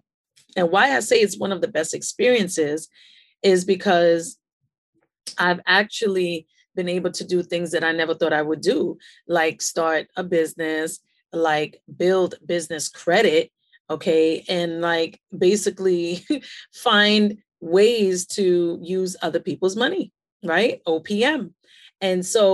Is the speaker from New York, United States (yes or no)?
yes; New York City, New York, United States; also born or lived in Queens, New York; I was born and raised in Brooklyn, New York City